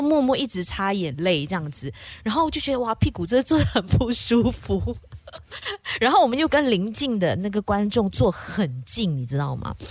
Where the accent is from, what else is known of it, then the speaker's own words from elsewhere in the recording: Kuching, Sarawak, Malaysia; 古晋人我们都是说福建话、客家话、中文为主嘛